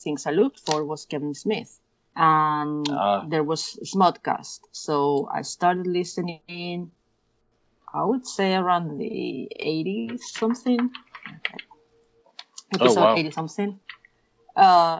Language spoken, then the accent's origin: English; León, Castile and León, Spain; moved away as an adult; now in Barcelona, Spain; I was born in a city called León